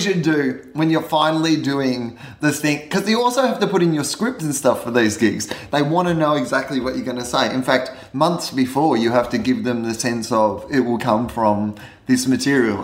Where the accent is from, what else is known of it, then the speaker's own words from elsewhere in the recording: Australia; people hate me because I'm from Australia